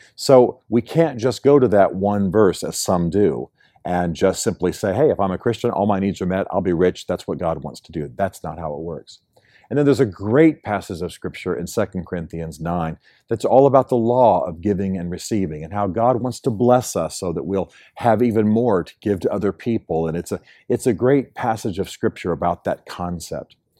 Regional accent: United States; moved away; in my home country, the United States

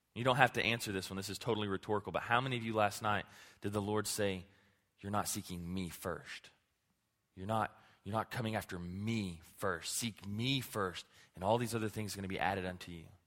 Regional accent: Clarendon, Texas, United States; my hometown of Clarendon

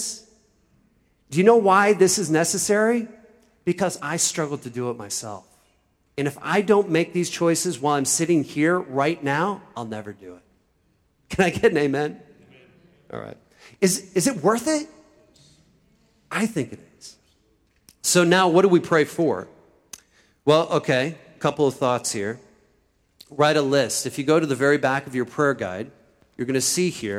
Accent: Iowa, United States; now in Philadelphia, United States; I am from Iowa.

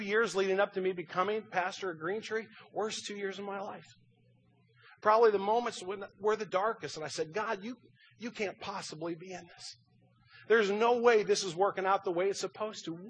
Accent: Kirkwood, Missouri, United States; born and raised in Kirkwood

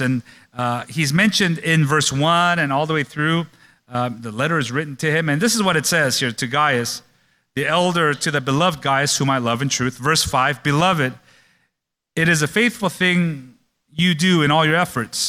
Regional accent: Oakland, California, United States; I grew up in Oakland

